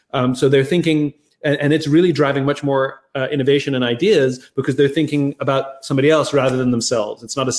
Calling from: Los Angeles, California, United States; I'm in Los Angeles, California.

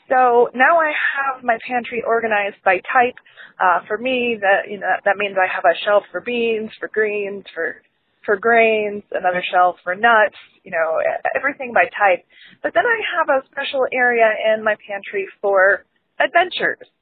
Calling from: Columbus, Ohio, United States; I'm from Columbus, Ohio.

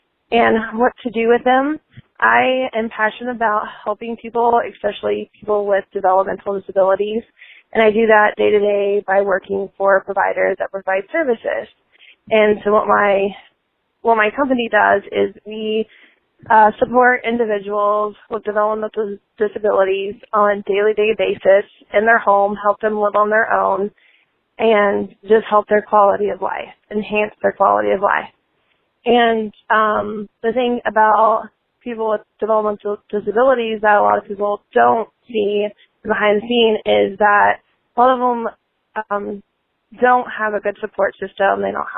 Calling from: Indianapolis, Indiana, United States; I'm from Indianapolis, Indiana.

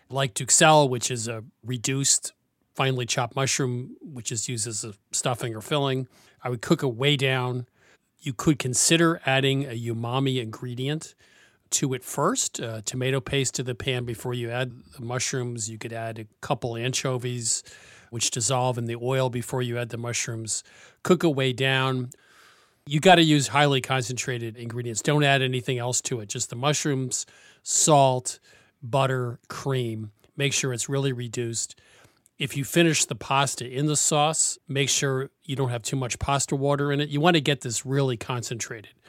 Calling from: Redding, California, United States; from Redding, California, my tip is about marinating tofu.

